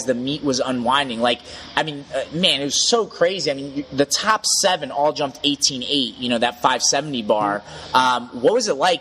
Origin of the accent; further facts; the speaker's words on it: United States; as an American